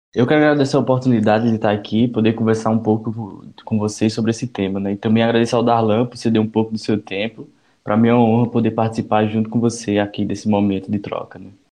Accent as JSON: {"language": "Portuguese", "town": "Caruaru", "region": "Pernambuco", "country": "Brazil", "tie": "born or raised there", "said": "Sou natural aqui da cidade de Caruaru, no Agreste Pernambucano"}